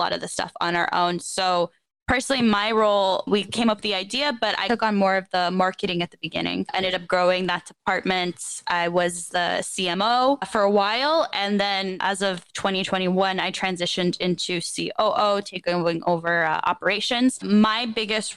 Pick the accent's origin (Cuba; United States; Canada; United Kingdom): Canada; Toronto, Ontario; I am from Toronto, Ontario, so in Canada. Grew up there, have never lived anywhere else.